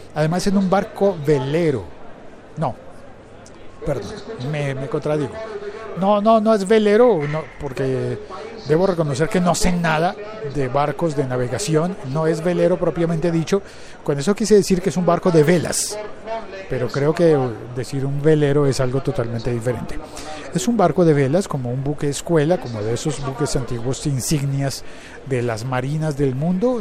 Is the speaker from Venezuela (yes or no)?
no; Colombia; el, país en el que yo vivo y transmito, origino este podcast, es el país de narcos